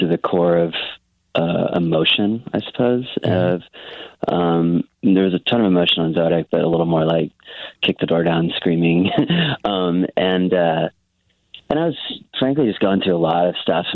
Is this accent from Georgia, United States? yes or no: no; Dallas, Texas, United States; also born or lived in Los Angeles; I'm from Texas, and I lived in Dallas, Fort Worth pretty much my whole life